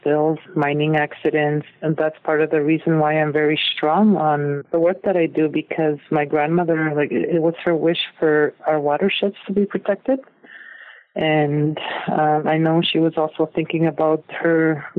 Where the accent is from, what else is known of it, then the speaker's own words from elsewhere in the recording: Peawanuck, Ontario, Canada; moved away as an adult; also born or lived in Alberta; my community, because we're downstream from the Ring of Fire Belt and along with the other Omeshkegowuk communities from the James Bay Coast